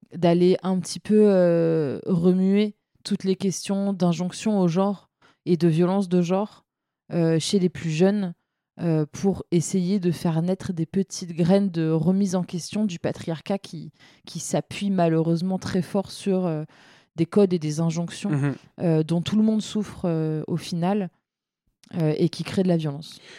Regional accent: Seine-Saint-Denis, Île-de-France, France; j'ai grandi en Seine-Saint-Denis.

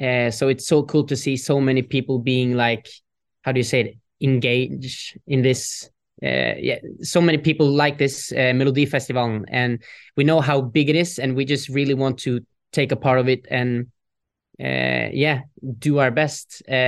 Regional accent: Norway; English is a second language; Because, yeah, we're from Norway.

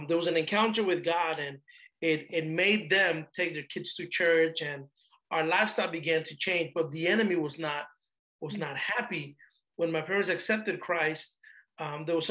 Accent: Panama; also born or lived in Panama City, Panama; now in United States; I'm originally from Panama, Central America, migrated to the United States in 92.

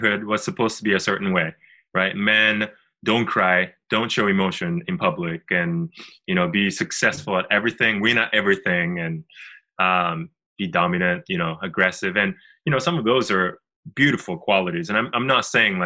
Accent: Japan; I'm originally from Japan, and we actually live in Tokyo

